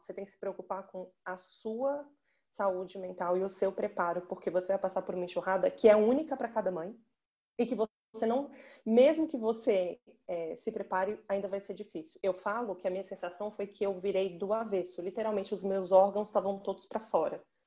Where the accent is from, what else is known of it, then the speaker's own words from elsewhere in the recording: Belo Horizonte, Minas Gerais, Brazil; now in São Paulo, Brazil; Eu falo de São Paulo, mas eu sou natural de Belo Horizonte